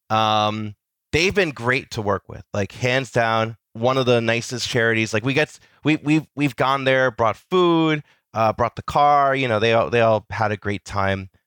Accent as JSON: {"language": "English", "region": "New Jersey", "country": "United States", "tie": "born or raised there", "said": "I've grown up in Jersey, just close enough to the city"}